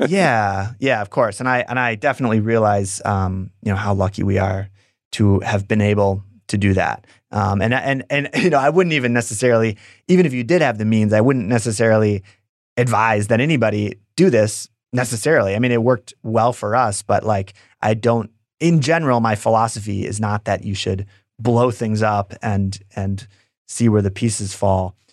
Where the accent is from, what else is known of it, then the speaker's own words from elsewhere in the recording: Wisconsin, United States; also born or lived in San Francisco; if I wasn't from Wisconsin